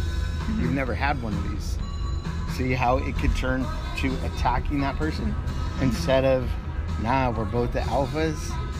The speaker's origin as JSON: {"language": "English", "region": "Montana", "country": "United States", "tie": "born or raised there", "said": "but that later on in life I grew up in Montana, you know, the second part of my life."}